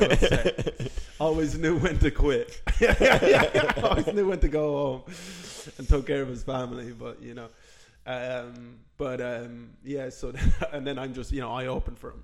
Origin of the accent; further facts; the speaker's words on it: Ireland; moved away; I'm from Ireland.